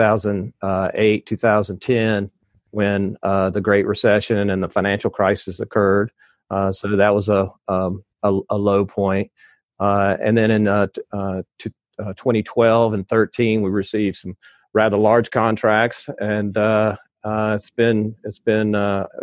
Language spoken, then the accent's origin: English; the South, United States; I'm from the South